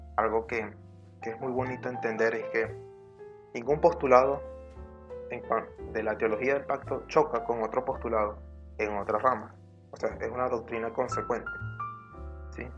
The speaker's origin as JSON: {"language": "Spanish", "country": "Venezuela", "said": "aquí en Venezuela, en mi país"}